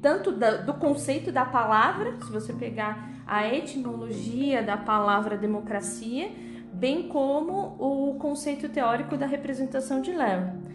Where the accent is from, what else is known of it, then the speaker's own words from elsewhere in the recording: Alto Tietê, São Paulo, Brazil; como a gente é do Alto Tietê